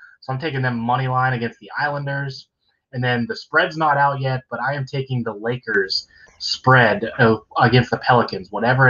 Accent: Pittsburgh, Pennsylvania, United States; They're my team, my hometown team

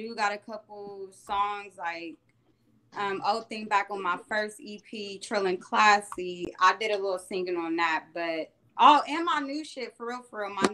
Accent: Columbus, Ohio, United States; I'm from Columbus, Ohio, 614, you know, home of the Buckeyes

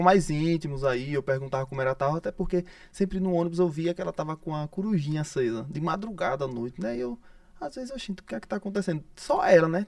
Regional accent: Arauá, Sergipe, Brazil; now in Aracaju, Brazil; Na verdade, eu nasci em Arauá, né? Sou de Arauá, cidade próxima, próxima distância ali, Umbaúba.

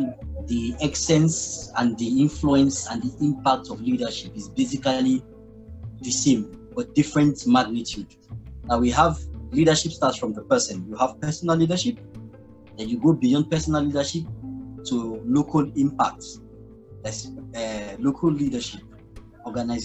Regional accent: Nigeria; also born or lived in Lagos, Nigeria; I'm a Nigerian. I currently live in Lagos, Nigeria

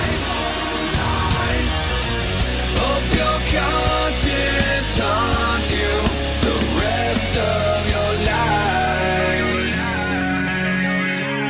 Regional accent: the North, United States; I'm a Yankee. I belong up here.

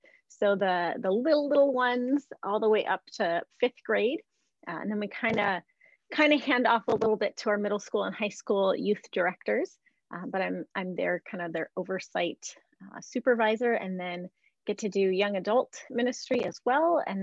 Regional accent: Yankton, South Dakota, United States; moved away as an adult; also born or lived in Durham, North Carolina; now in Minnesota, United States; I grew up in Yankton, South Dakota

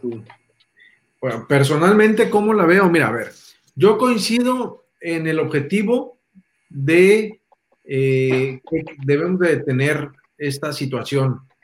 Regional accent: Mexico

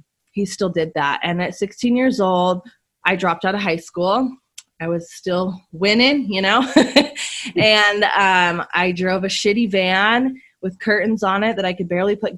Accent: Las Vegas, Nevada, United States; born and raised in Las Vegas, and I was a really troubled kid and teenager. I was sent to live with different families from 11 years old on up

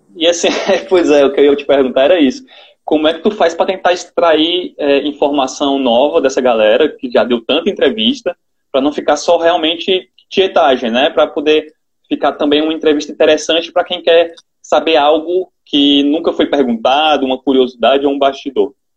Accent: Ceará, Brazil; uma apresentadora do Nordeste, que quer queira, quer não tenha, o sotaque da gente

